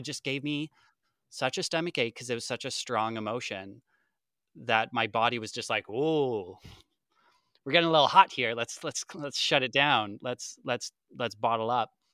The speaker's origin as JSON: {"language": "English", "town": "Lethbridge", "region": "Alberta", "country": "Canada", "moved": "yes", "lives_now": "Calgary, Canada", "said": "I'm from, or I live in Calgary, uh, I'm from Lethbridge, which is about two hours away, and that's where my mom is"}